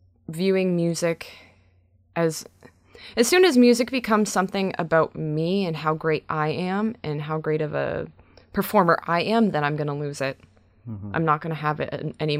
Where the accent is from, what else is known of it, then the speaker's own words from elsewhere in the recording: Brantford, Ontario, Canada; my hometown show in Brantford